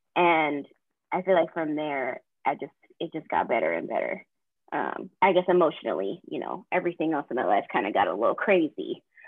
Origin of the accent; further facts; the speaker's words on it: Boston, Massachusetts, United States; moved away as an adult; now in North Carolina, United States; I'm actually from Boston